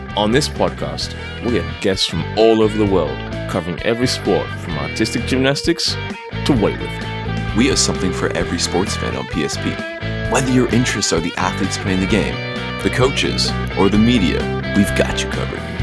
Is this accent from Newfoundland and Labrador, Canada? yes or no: yes; Newfoundland and Labrador, Canada; moved away; I hail from Newfoundland originally, like my background, so we go to the regatta almost every year when I was down there